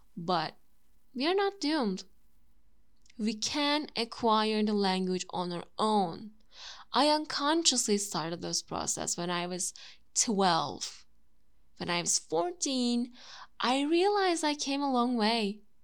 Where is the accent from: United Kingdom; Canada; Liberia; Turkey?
Turkey; first language Turkish; English is a second language; My native language is Turkish